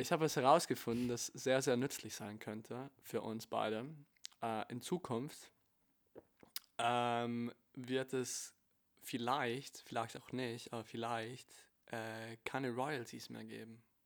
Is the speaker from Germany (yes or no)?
no; Italy; Ich bin Italiener